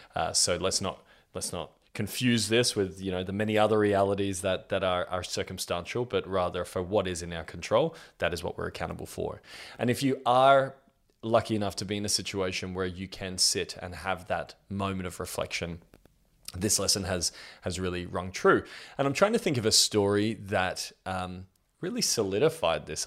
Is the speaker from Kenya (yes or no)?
no; Australia; I'm 32 years old and I'm from Australia